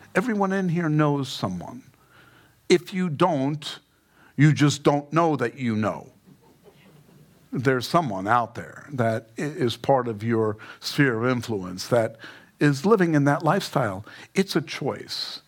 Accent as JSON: {"language": "English", "town": "New York City", "region": "New York", "country": "United States", "tie": "born or raised there", "said": "I grew up in Queens"}